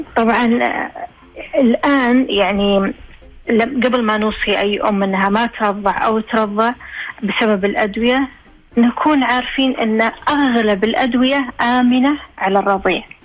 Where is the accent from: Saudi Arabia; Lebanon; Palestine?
Saudi Arabia; احنا عندنا في السعودية